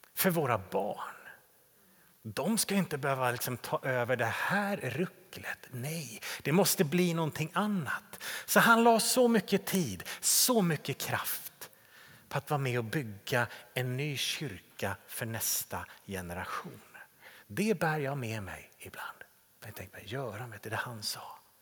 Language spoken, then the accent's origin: Swedish; Täby, Stockholm County, Sweden; min hemförsamling där jag växte upp i Täby